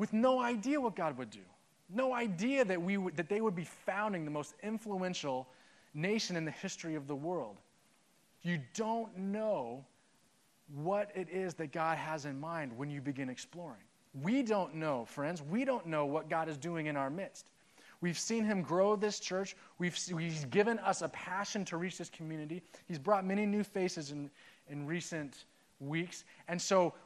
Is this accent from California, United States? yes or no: yes; Southern California, United States; also born or lived in Washington; I'm from Southern California